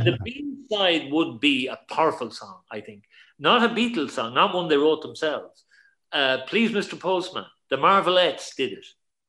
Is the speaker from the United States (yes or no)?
no; Ireland; we grew up in Ireland, and we heard everything on the radio from Britain, not from America.